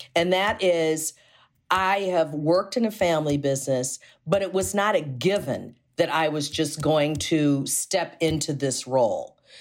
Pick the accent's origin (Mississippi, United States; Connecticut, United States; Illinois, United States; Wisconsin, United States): Illinois, United States; Chicago; born and raised in Chicago